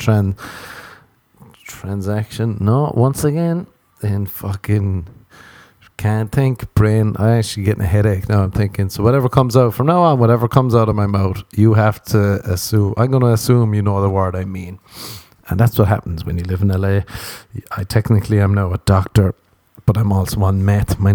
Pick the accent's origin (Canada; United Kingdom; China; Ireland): Ireland; that's two things we're warned about growing up in Ireland